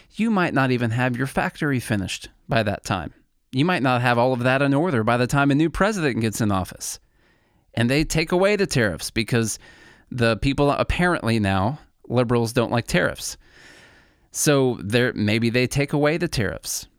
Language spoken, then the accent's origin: English; Illinois, United States; moved away as an adult; now in Nashville, United States; I'm originally from Illinois. I've been in Nashville, Tennessee now for about ten years.